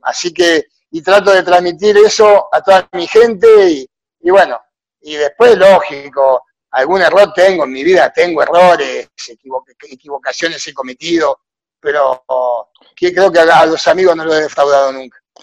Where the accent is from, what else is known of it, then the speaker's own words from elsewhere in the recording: Argentina; moved away as an adult; now in Honduras; hago lo mismo que hacía en Argentina